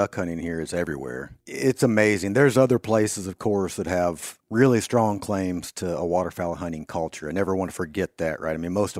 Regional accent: Kansas, United States; I grew up in South Central Kansas and moved here in 06.

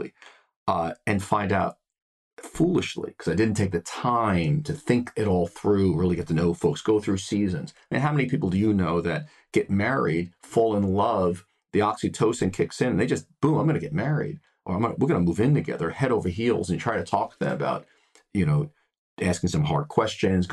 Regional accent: United States; I am a white male here in the United States. I come from the United States.

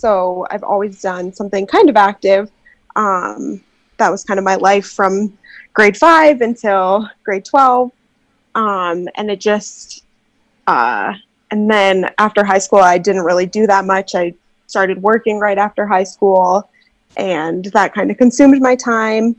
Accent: Canada; I am not from the Midwest, but I am from Canada

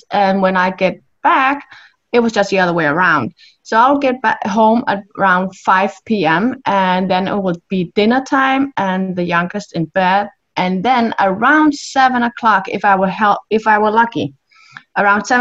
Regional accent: Denmark; I'm from Denmark in Europe

